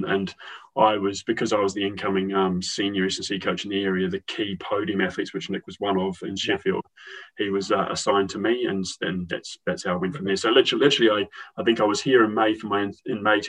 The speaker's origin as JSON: {"language": "English", "country": "New Zealand", "accent": "New Zealand", "moved": "as an adult", "lives_now": "United Kingdom", "said": "I was educated in New Zealand at our main sports science university and was involved in rugby union"}